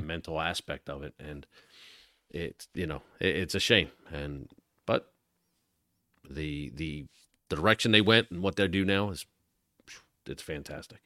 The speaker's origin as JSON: {"language": "English", "town": "Galloway", "region": "New Jersey", "country": "United States", "tie": "born or raised there", "said": "growing up in South Jersey"}